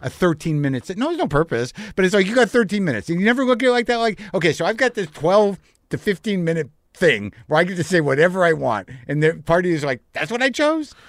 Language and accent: English; New Mexico, United States; moved away; also born or lived in New Jersey; I grew up in New Mexico